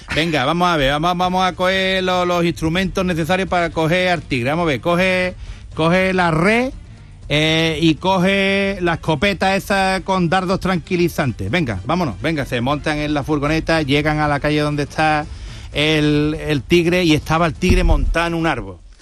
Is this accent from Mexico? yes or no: no; Lepe, Andalusia, Spain; Yo soy de Lepe